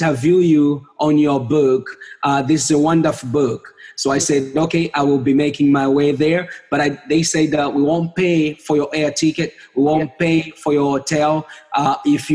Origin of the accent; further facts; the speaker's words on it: Zambia; moved away as an adult; now in Canada; I was born and raised up in Zambia, in a small country in the southern part of Africa